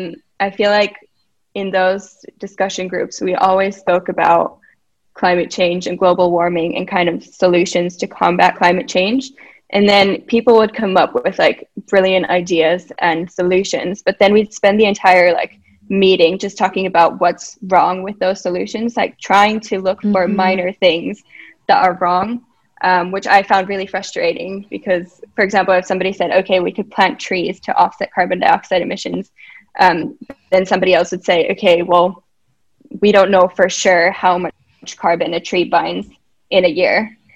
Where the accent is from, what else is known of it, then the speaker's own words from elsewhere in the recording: Minnesota, United States; also born or lived in Massachusetts / Finland; now in Helsinki, Finland; I'm from Finland, but I've grown up in the US in Minnesota and Massachusetts, and I'm currently in Helsinki